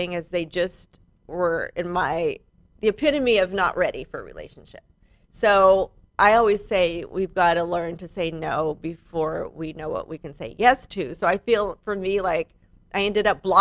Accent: San Diego, California, United States; also born or lived in Malibu; I was born in San Diego.

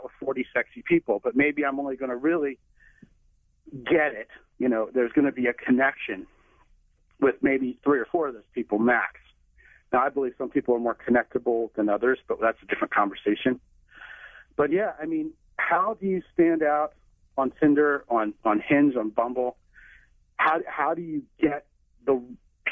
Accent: Texas, United States; I'm a Texan

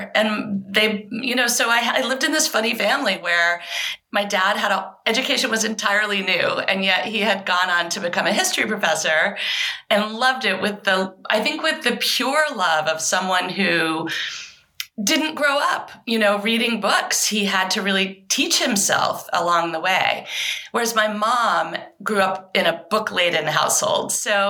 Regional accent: Maine, United States; also born or lived in England; I was born in England. My parents are Southern, and we eventually moved to Maine. So I had a really unusual childhood. We were back and forth to England for 9 years. I have dual citizenship.

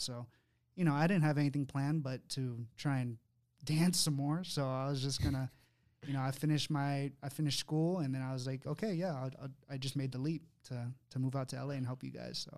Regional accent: Sacramento, California, United States; me, Will, Dana, we're from Sacramento, California

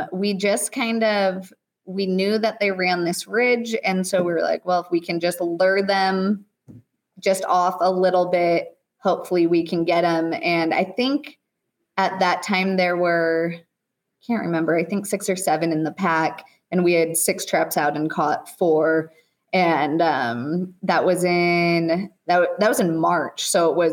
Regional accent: Oregon, United States; moved away as an adult; now in Idaho, United States; I grew up in Oregon.

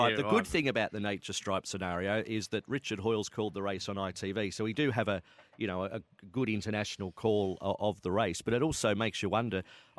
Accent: Melbourne, Victoria, Australia; Oh, look, I think it was always something I wanted to do because I was brought up in Melbourne and I absolutely had a great passion for it.

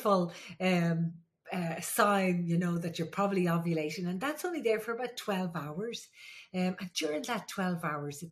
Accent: Ireland; I'm the Irish midwife

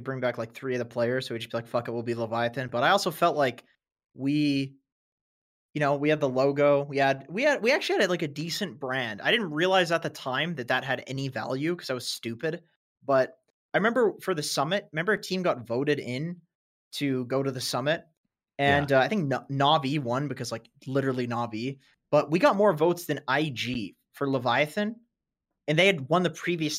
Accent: Canada; I'm Canadian. You fucking Danish.

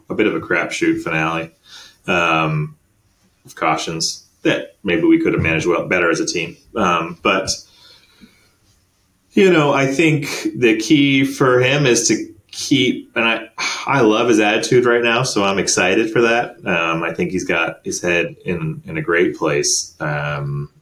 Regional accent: Canada; as a Canadian

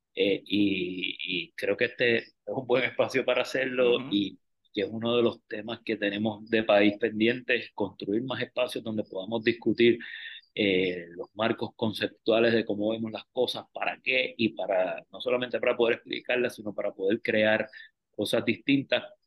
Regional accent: San Juan, Puerto Rico; also born or lived in St. Thomas / Mayagüez; yo soy natural de Río Piedra, en Cupey

